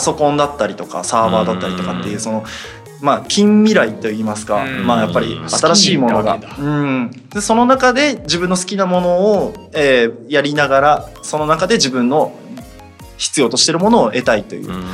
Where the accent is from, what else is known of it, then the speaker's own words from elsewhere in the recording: Miyagi, Japan; moved away; もともと宮城出身でっていうことで、まあ、あの大学までずっと宮城に